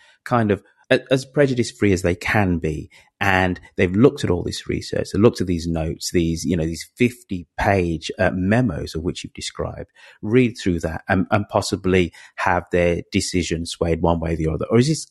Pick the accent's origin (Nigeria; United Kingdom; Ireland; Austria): United Kingdom; I'm the Brit here.